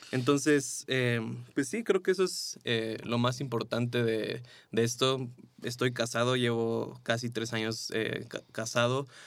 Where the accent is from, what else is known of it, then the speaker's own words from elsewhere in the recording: Mexico; después regresé aquí a México, eh, me casé